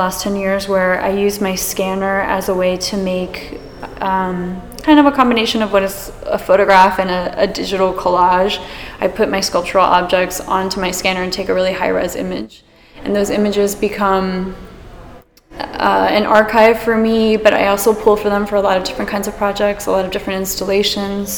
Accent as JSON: {"language": "English", "town": "Miami", "region": "Florida", "country": "United States", "tie": "born or raised there", "said": "growing up in Miami"}